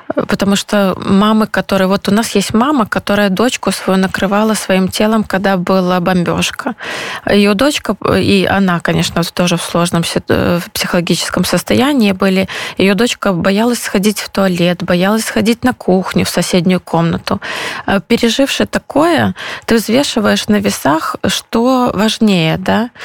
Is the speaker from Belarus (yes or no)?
yes; Belarus; moved away as an adult; now in Poland; я из Беларуси, мы семья из Беларуси